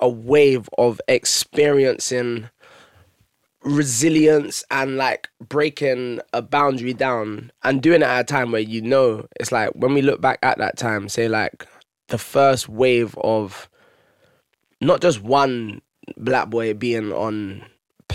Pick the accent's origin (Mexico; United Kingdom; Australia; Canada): United Kingdom; London; I'm black, I'm from Haringey